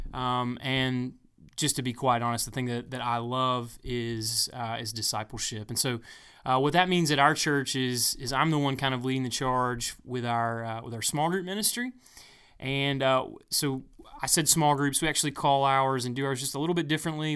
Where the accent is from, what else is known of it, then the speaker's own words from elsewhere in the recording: Pumpkintown, South Carolina, United States; I'm from a little part of the world called Pumpkin Town. Pumpkin Town, South Carolina